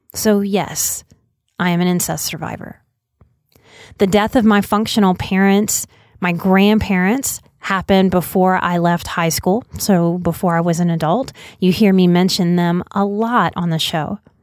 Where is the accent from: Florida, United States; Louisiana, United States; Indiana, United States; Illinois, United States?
Louisiana, United States; New Orleans; moved away as an adult; I'm a New Orleans native, born and raised till I was twenty-nine